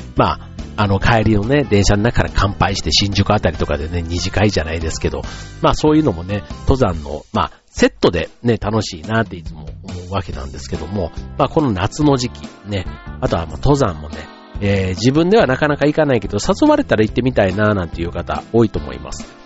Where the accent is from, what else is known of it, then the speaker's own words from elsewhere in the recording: Yao, Osaka, Japan; moved away; うちの場合は、奈良県が近いんですよね。八尾市というところなんですけども